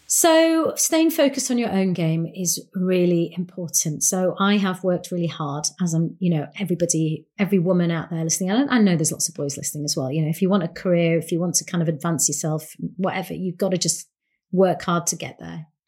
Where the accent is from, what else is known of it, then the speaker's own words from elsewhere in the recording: Bradford, Yorkshire and the Humber, United Kingdom; now in London, United Kingdom; a young Asian woman growing up in Bradford, a Punjabi woman, a Yorkshire lass